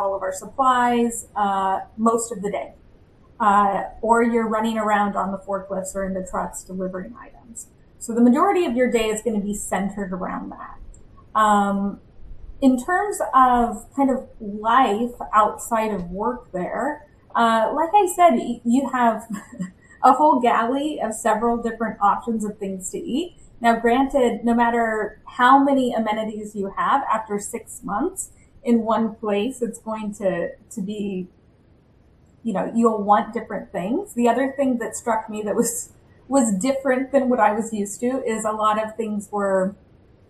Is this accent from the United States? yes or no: yes; Bakersfield, California, United States; moved away as an adult; also born or lived in Angola; I'm from Bakersfield, California